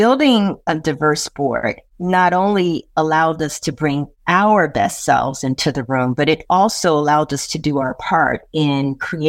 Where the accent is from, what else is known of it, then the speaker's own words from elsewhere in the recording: Chicago, Illinois, United States; moved away as an adult; also born or lived in London / New York; I was born and raised in Chicago. I'm the youngest of five children. I grew up in one of the first neighborhoods that was built from the ground up for Black first-time homeowners